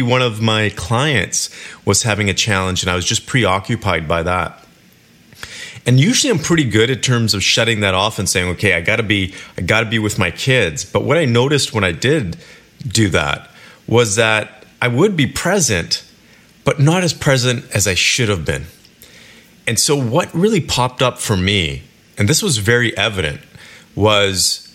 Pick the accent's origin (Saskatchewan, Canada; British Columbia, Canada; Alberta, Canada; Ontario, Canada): British Columbia, Canada; Kelowna; moved away; my hometown, Kelowna, British Columbia